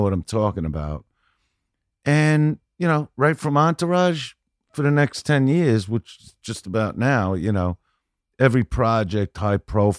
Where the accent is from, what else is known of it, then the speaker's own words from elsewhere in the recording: Brooklyn, New York, United States; And I'm from Brooklyn. I raise my boys.